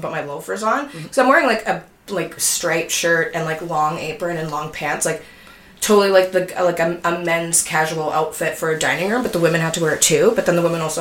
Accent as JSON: {"language": "English", "town": "Winnipeg", "region": "Manitoba", "country": "Canada", "tie": "born or raised there", "also_born_or_lived": "Montreal", "moved": "as an adult", "lives_now": "Toronto, Canada", "said": "I'm from Winnipeg originally, I'm moving to Toronto, like, 3 years ago, and I lived in Montreal from when I was, like, 23 to 28"}